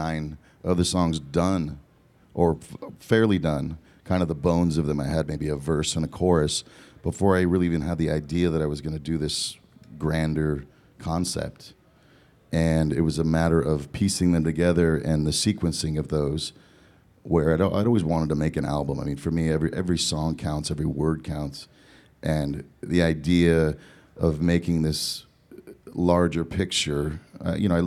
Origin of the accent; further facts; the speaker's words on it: Southern California, United States; also born or lived in Eugene, Oregon; I was born in Eugene, Oregon, and then moved to Southern California